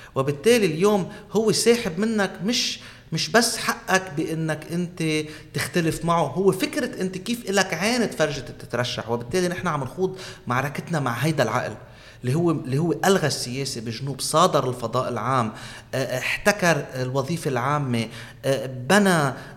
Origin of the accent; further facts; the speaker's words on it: Aitaroun, South Governorate, Lebanon; بضيعتي أنا من عيترون أمي من بنت جبال